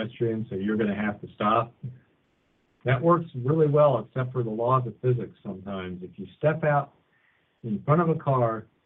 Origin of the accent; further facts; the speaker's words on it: Washington, District of Columbia, United States; now in Lane County, Oregon, United States; I'm from the Washington, D.C. area, and I used to commute on the Capitol Beltway